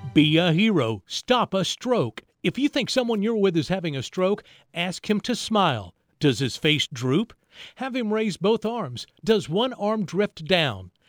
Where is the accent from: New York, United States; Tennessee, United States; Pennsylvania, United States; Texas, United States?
Tennessee, United States; Hixson; I grew up, uh, over in Hickson, in Middle Valley, Saudi Daisy